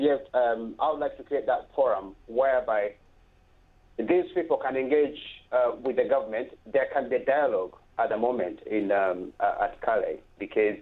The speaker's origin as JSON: {"language": "English", "country": "Uganda", "moved": "as an adult", "lives_now": "United Kingdom", "said": "I'm from Uganda."}